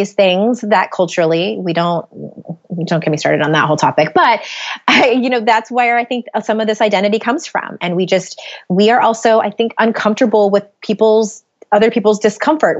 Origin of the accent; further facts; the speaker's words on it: San Diego, California, United States; moved away as an adult; now in Utah, United States; we moved from San Diego, where both my husband and I were born and raised. We moved to Utah.